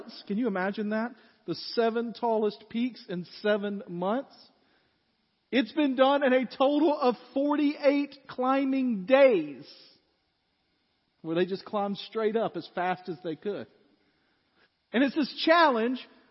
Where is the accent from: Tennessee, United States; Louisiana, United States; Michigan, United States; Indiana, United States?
Tennessee, United States; West; now in Goodlettsville, United States; I grew up kind of like Laura described, in flatland. I don't know if you know this, but West Tennessee is flat.